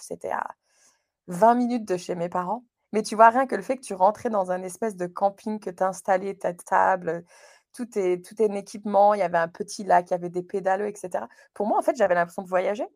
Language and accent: French; Moselle, Grand Est, France; moved away as an adult; also born or lived in United States / Chicago / Wales; now in Canada; Je suis originaire de la Moselle, euh, dans c'est le nord-est de la France, près du Luxembourg